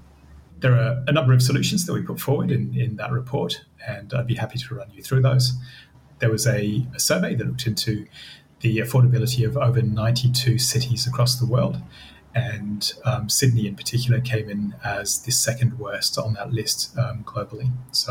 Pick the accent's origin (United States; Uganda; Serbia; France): France; moved away as an adult; also born or lived in Zimbabwe; now in Australia; I spent 10 years growing up in Zimbabwe, then 10 years growing up in France, and now I've been in Australia for 15 years.